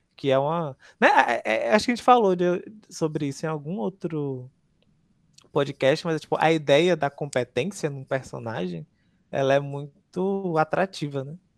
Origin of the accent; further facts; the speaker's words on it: Northeast Region, Brazil; eu vou ser hostilizado com, como nordestino